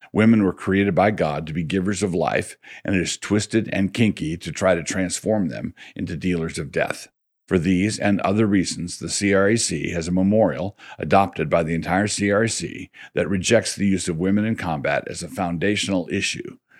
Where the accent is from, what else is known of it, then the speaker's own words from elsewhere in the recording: Annapolis, Maryland, United States; I grew up in Annapolis